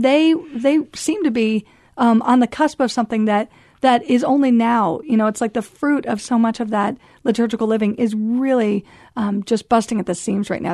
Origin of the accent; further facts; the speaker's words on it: United States; moved away as an adult; as an American